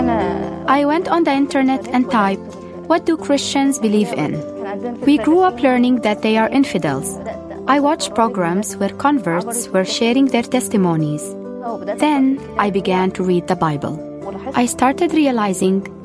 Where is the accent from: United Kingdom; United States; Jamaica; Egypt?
Egypt; I'm a pharmacist from Egypt. I grew up Muslim in a Muslim